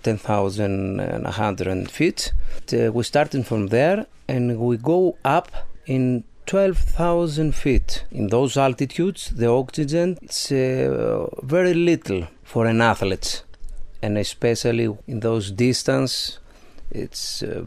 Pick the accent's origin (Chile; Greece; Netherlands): Greece; Thessaloniki, Central Macedonia; English is a second language; I'm from Greece and especially Thessaloniki.